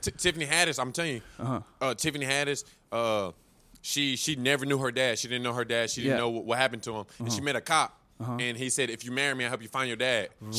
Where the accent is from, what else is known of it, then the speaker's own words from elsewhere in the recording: Winston-Salem, North Carolina, United States; And then they have like in my hometown, like Winston-Salem.